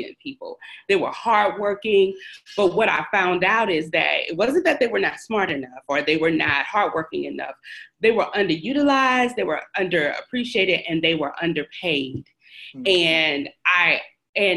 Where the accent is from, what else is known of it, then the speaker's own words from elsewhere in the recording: Shreveport, Louisiana, United States; I am originally from Shreveport, Louisiana